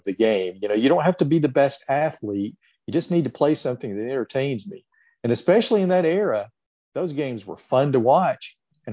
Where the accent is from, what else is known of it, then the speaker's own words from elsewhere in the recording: Birmingham, Alabama, United States; growing up in Birmingham